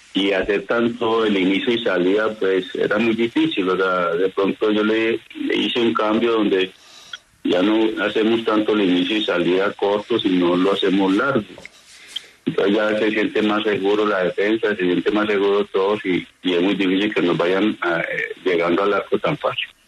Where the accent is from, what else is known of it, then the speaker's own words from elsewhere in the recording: Paisa region, Antioquia, Colombia; nosotros, los paisas